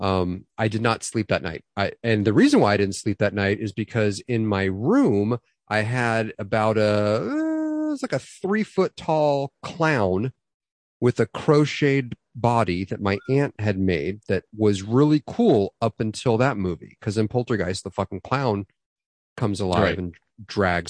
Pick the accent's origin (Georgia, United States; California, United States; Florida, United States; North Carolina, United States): California, United States; Los Angeles; we moved houses and we moved from Van Nuys because Van Nuys was going to shit, moved into the Northridge